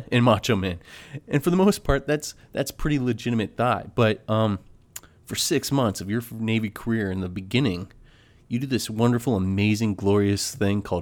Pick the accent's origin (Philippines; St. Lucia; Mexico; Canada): Philippines; know, I'm Filipino. I love I love working with supplies and filling out paperwork.